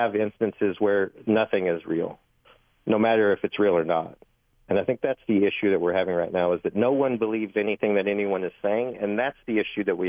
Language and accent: English; Arkansas, United States; now in New York, United States; I'm from Arkansas